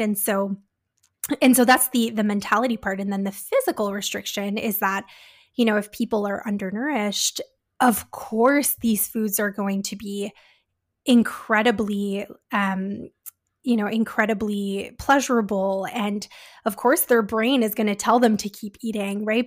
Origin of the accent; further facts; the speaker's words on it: Canada; We're Canadian dietitians